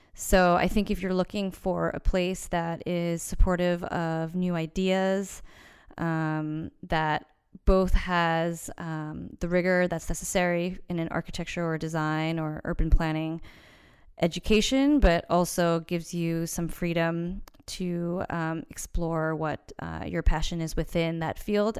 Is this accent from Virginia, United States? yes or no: no; Long Island, New York, United States; also born or lived in Manhattan, New York / Boston, Massachusetts / Columbus, Ohio; now in New York City, United States; I'm from Long Island and grew up partially in Manhattan